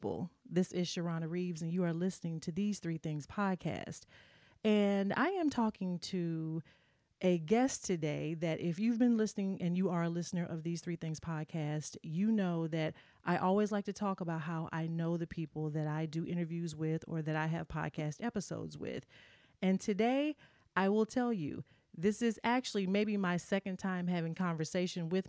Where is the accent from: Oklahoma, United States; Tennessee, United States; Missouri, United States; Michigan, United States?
Tennessee, United States; moved away; also born or lived in New York; being a Southern girl, I'm from Tennessee